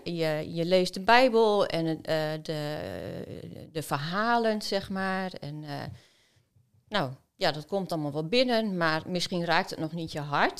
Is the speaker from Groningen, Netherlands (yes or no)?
yes; Oldekerk, Groningen, Netherlands; also born or lived in Philippines; Ik ben geboren in Oldenkerk